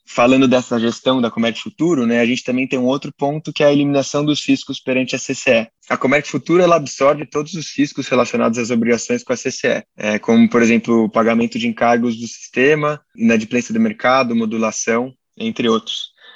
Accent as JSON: {"language": "Portuguese", "region": "São Paulo", "country": "Brazil", "tie": "born or raised there", "said": "sou natural aqui de São Paulo. Nasci aqui, morei a vida inteira aqui"}